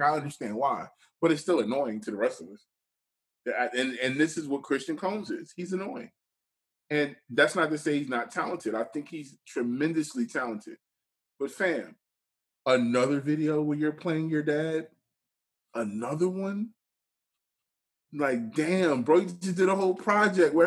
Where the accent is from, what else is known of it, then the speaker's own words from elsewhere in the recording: Philadelphia, Pennsylvania, United States; being from Philly